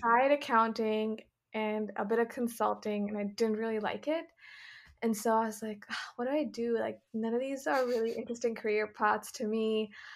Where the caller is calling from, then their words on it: Sacramento, California, United States; also born or lived in New York; I am calling from sunny California, um, specifically Sacramento, where I'm staying with my family.